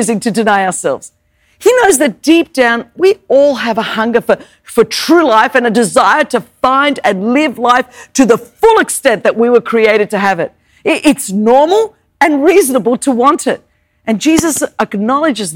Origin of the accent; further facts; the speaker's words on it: Sydney, New South Wales, Australia; first language Greek; English is a second language; now in United States; I grew up in Sydney, Australia